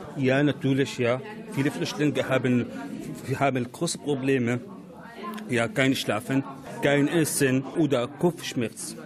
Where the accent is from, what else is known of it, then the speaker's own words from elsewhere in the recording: Syria; German is a second language; moved away as an adult; now in Germany; ich komme aus Syrien